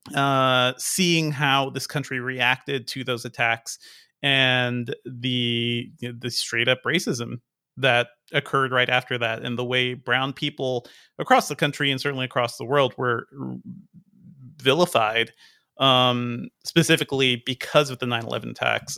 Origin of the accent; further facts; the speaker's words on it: New England, United States; I grew up in New England